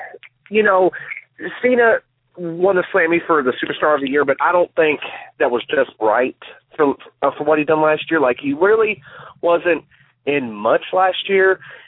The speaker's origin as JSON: {"language": "English", "town": "Charlestown", "region": "Indiana", "country": "United States", "said": "I'm from Charlestown, Indiana."}